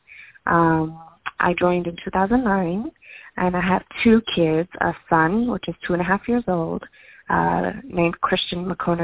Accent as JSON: {"language": "English", "country": "United States", "tie": "born or raised there", "said": "My bloodline's Havisha, but we were raised in America"}